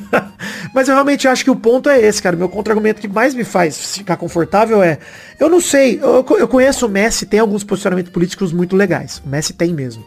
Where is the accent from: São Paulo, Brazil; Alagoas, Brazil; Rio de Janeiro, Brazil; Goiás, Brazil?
São Paulo, Brazil; Araraquara; moved away; eu estou de mudança para voltar para Araraquara, isso é oficial. Estou retornando à minha terra